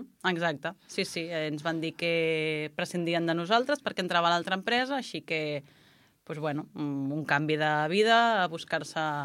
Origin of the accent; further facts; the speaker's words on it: Puigcerdà, Catalonia, Spain; also born or lived in Prats i Sansor, Lleida; jo sóc de la Cerdanya i vaig néixer a Puigcerdà.